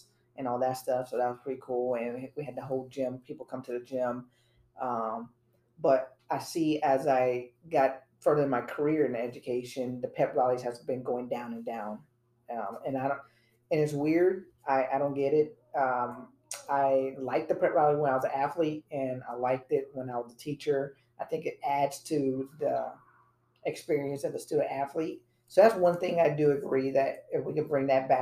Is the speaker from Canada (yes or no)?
no; Florida, United States; growing up in Florida